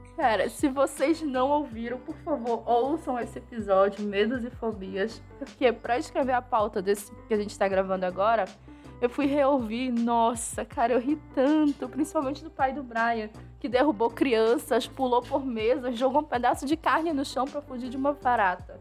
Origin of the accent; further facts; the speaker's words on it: Pará, Brazil; eu sou paraense